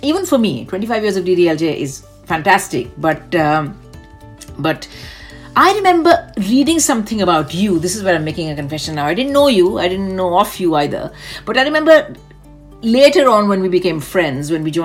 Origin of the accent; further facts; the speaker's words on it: Delhi, India; moved away; I was from Delhi